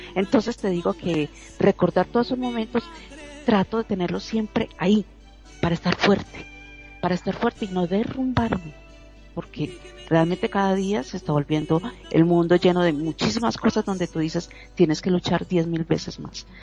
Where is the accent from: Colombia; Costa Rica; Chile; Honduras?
Colombia; como decimos en, Colombia y en mi país